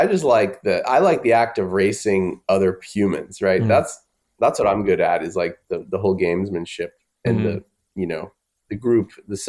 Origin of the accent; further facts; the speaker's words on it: Austin, Texas, United States; Hometown of Austin.